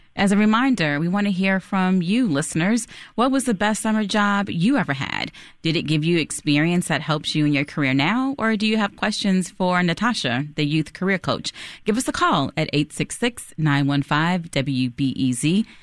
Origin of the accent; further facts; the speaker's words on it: Chicago, Illinois, United States; I'm from Chicago, and my first, one of my first jobs in high school was at a bridal shop on West 95th Street